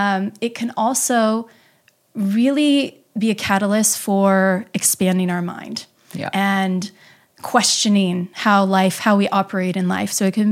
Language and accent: English; Midwest, United States; You know, I'm from the Midwest, and the most that we know is I had Catholicism and I had Midwest values